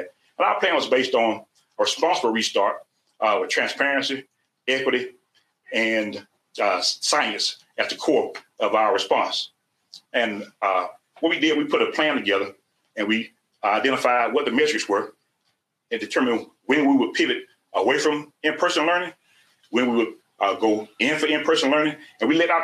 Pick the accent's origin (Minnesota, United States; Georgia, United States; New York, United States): Georgia, United States; South; I'm from South Georgia